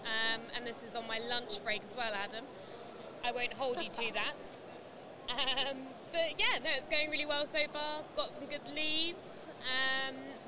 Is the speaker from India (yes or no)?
no; Norfolk, East of England, United Kingdom; I'm from Norfolk